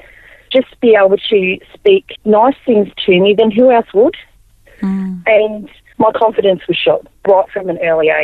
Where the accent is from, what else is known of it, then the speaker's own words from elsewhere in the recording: Melbourne, Victoria, Australia; also born or lived in Albury, New South Wales; I was born in Albury in New South Wales. My majority of my years were down in Melbourne along the beach